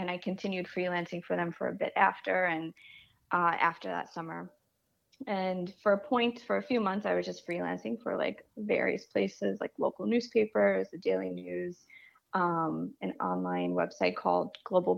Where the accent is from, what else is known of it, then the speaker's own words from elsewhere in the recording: New York City, New York, United States; I grew up in Canarsie, and then I moved to Bensonhurst